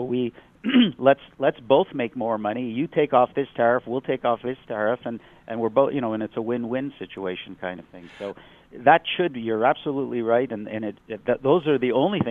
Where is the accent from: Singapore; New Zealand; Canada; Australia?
Canada; Montreal, Quebec; also born or lived in United States; even though I'm an American, I basically grew up in Montreal, so I'm, you know, I've spent most of my life here